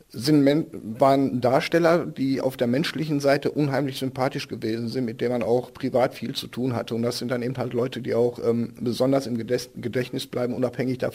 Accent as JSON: {"language": "German", "town": "Bochum", "region": "North Rhine-Westphalia", "country": "Germany", "tie": "born there", "said": "Ich hause in Grumme. Äh, ich bin gebürtiger Bochumer und von daher ähm, gibt Millionen Gründe zu sagen, dass Bochum toll ist."}